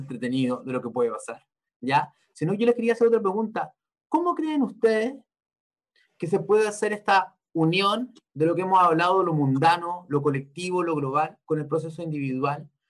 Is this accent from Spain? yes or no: no; Chile; Yo nací en el año 82, básicamente yo me tocó vivir cuando era chico crisis en Chile, con lo de la dictadura, el retorno a la democracia